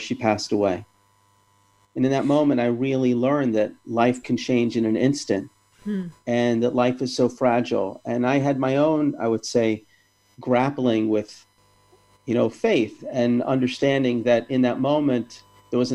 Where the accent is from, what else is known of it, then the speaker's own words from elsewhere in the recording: Atlanta, Georgia, United States; when I was growing up in Atlanta